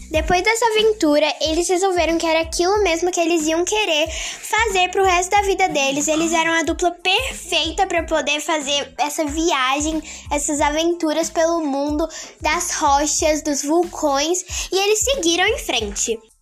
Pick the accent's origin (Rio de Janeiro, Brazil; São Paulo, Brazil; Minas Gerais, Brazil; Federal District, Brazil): Federal District, Brazil; Brasília; eu tenho 12 anos, sou de Brasília